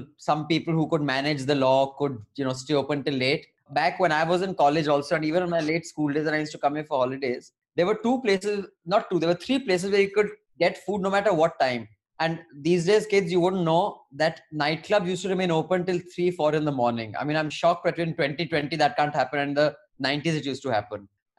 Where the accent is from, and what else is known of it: Delhi, India; born or raised there